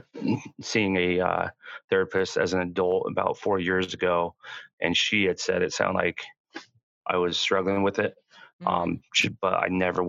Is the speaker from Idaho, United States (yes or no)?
yes; Southeast Idaho, United States; I grew up in Southeast Idaho in a pretty religious household